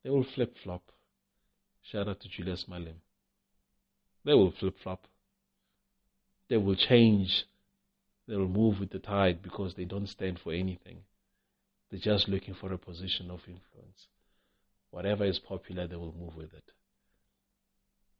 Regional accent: South Africa; You try as a South African to start a shop

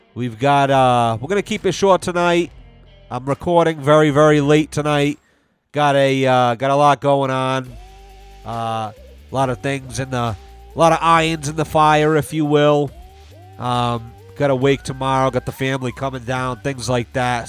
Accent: Rhode Island, United States; moved away; I'm originally from Rhode Island.

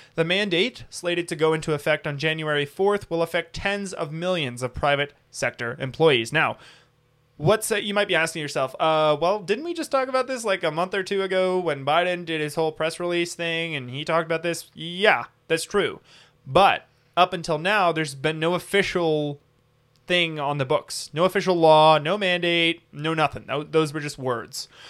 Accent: United States; we have as American citizens

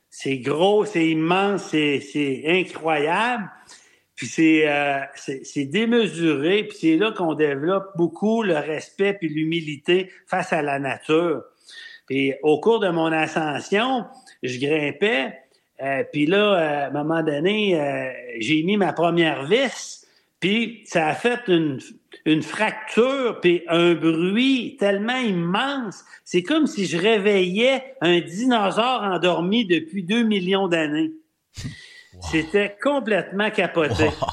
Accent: Quebec City, Quebec, Canada; also born or lived in Sainte-Foy; Je suis né à Sainte-Foy, puis j'ai grandi à Cap-Rouge

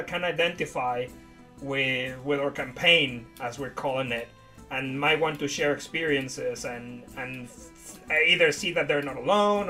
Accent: Puerto Vallarta, Jalisco, Mexico; English is a second language; moved away as an adult; also born or lived in Mexico City; now in near Brighton, United Kingdom; I was born in the city, in the main capital, but then when I was about 8, I moved to Puerto Vallarta, which is a very pretty beach town. I grew up there until I was like 19

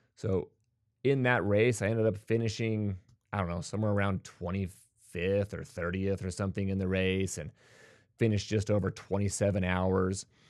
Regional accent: Bountiful, Utah, United States; I was born and raised in Utah

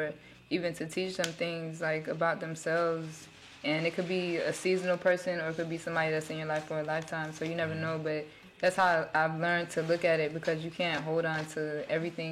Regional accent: West Palm Beach, Florida, United States; we from West Palm.

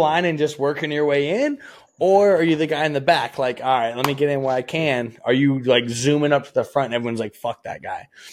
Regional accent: Michigan, United States; moved away; I'm from Michigan

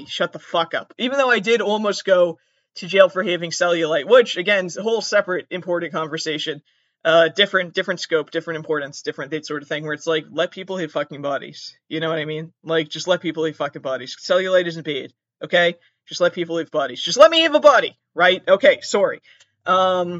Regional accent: Southern Massachusetts, United States; I'm from Massachusetts

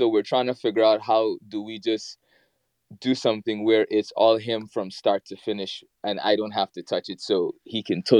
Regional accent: Guyana; growing up in the Caribbean, especially in Guyana, like my parents, well, my grandparents, I should say, they had a farm.

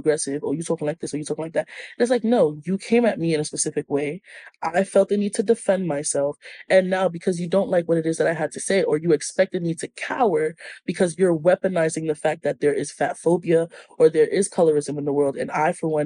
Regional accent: New York, United States; I'm from New York

